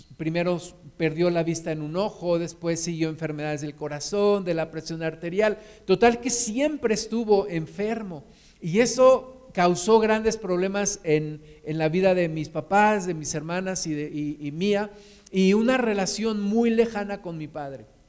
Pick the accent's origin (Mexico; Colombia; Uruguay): Mexico